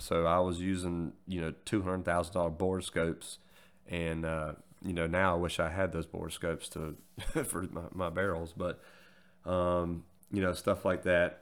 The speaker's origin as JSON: {"language": "English", "area": "forty-five minutes from Goldsboro", "region": "North Carolina", "country": "United States", "tie": "born or raised there", "also_born_or_lived": "Greenville, North Carolina", "said": "here in my hometown, 'cause like I mentioned, I was stationed, I think I mentioned it, I was stationed in Goldsboro. You join the Air Force to, to go see the world, and you get fucking stationed forty-five minutes from home"}